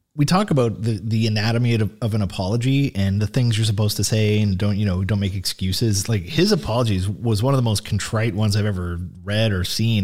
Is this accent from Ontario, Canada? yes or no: yes; Sault Ste. Marie, Ontario, Canada; I'm from Sault Ste. Marie